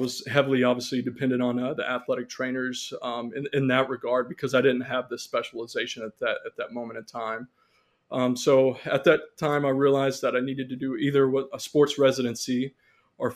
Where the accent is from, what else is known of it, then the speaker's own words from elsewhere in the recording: near Shreveport, northwest Louisiana, United States; moved away as an adult; also born or lived in Conway, Arkansas / Little Rock, Arkansas; now in Chula Vista, United States; I grew up in Louisiana, in northwest Louisiana, near Shreveport, Louisiana